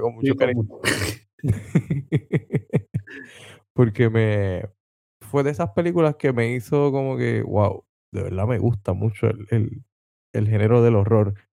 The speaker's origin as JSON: {"language": "Spanish", "town": "Vega Baja", "country": "Puerto Rico", "said": "soy de Vega Baja, Vega Baja es la ciudad del melao melao."}